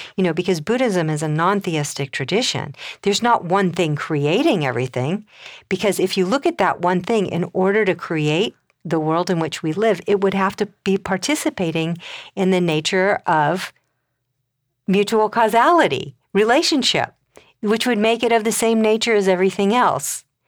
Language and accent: English; Colorado, United States; I come from Colorado.